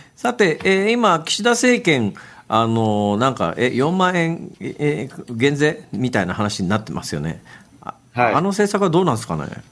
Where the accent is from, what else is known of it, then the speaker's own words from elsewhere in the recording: Saitama, Japan; moved away as an adult; also born or lived in Kansai; 私あの埼玉県で小学校上がる1年前から大学卒業するまでいました